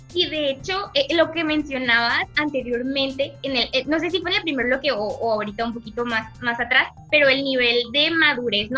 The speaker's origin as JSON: {"language": "Spanish", "country": "Mexico", "said": "como mexicanos"}